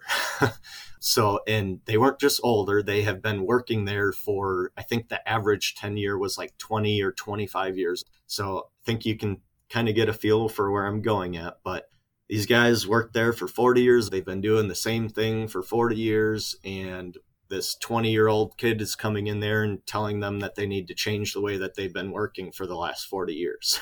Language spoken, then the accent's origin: English; Kenosha, Wisconsin, United States; Kenosha, Wisconsin, actually where I'm from